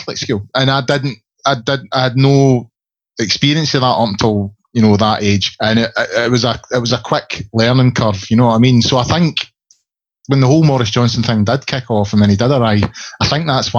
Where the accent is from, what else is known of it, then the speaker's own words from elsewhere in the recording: north of Scotland, United Kingdom; also born or lived in Glasgow / Cumbernauld; I was born in Glasgow, but was moved away at a sort of very, very young age, and we moved to the sort of north of Scotland.